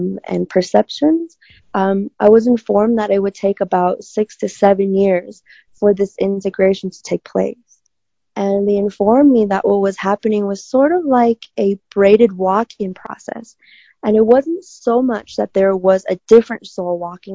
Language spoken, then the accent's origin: English; China; moved away; I grew up in China